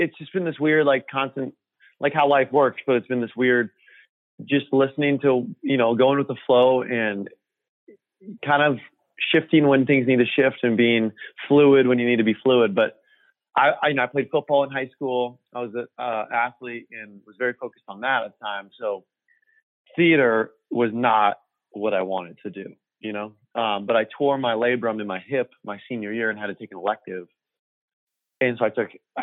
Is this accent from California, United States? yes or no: yes; Orange County, California, United States; I grew up in Orange County